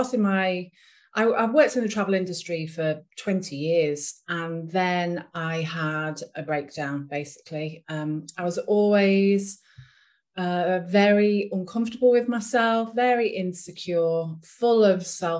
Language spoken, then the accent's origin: English; Ormskirk, North West England, United Kingdom; I'm from England, a small town in the northwest of England called Ormskirk